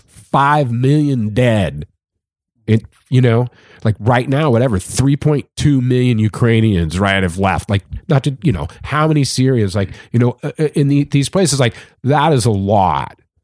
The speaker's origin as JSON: {"language": "English", "region": "California", "country": "United States", "said": "I'm from California"}